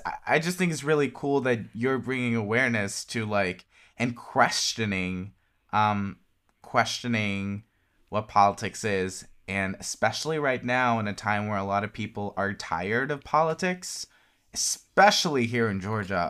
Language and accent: English; Norway; I'm from Norway